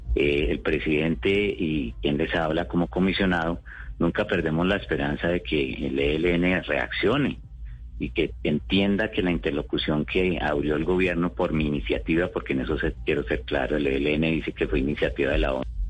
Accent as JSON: {"language": "Spanish", "country": "Colombia"}